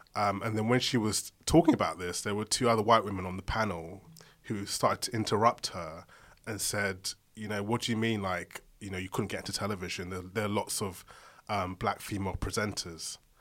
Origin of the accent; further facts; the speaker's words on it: London, United Kingdom; I'm from Southeast London.